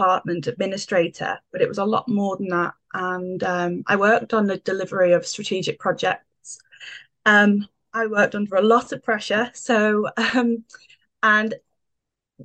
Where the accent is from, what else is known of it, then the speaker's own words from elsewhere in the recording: the Wirral, North West England, United Kingdom; I'm local to Liverpool. I'm from the Wirral